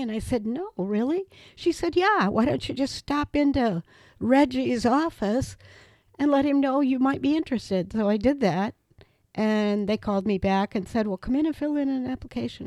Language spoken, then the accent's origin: English; Reedsburg, Wisconsin, United States; moved away as an adult; also born or lived in Janesville, Wisconsin; coming back to my hometown